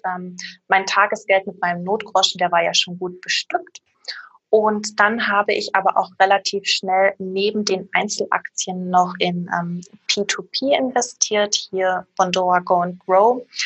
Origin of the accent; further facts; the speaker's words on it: Erfurt, Thuringia, Germany; moved away as an adult; now in Stuttgart, Germany; Ursprünglich komme ich aus Erfurt, bin äh, damals der Liebe wegen hergezogen